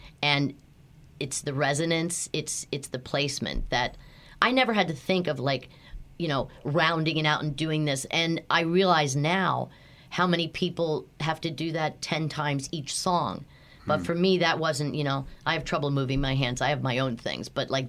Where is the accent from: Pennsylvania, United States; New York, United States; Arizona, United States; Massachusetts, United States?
Pennsylvania, United States; Philadelphia; accent: Philadelphia; I had to work hard to get rid of my thick Philadelphia accent.